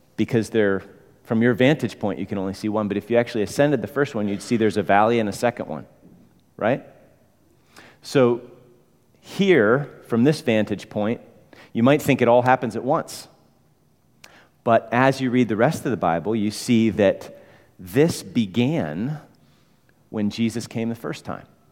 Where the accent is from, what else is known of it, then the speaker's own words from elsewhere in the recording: Chicago, Illinois, United States; moved away; I'm from Chicago